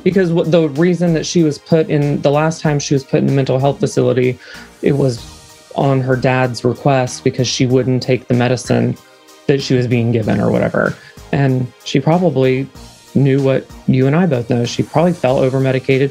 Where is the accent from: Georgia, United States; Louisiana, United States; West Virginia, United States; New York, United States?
West Virginia, United States; Parkersburg; now in Huntington, United States; So I was born and raised in Parkersburg, West Virginia, which is just another shithole place in West Virginia. And then I now live in a different shithole in West Virginia